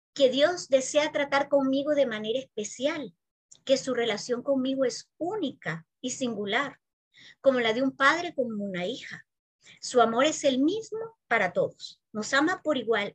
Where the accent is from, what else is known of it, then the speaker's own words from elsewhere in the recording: San Salvador, El Salvador; also born or lived in Spain; yo nací aquí en San Salvador